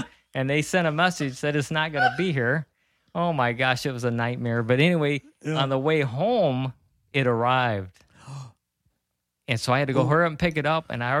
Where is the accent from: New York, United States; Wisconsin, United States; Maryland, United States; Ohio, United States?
Ohio, United States; Clyde; now in Fremont, United States; I'm from Clyde, born and raised in Clyde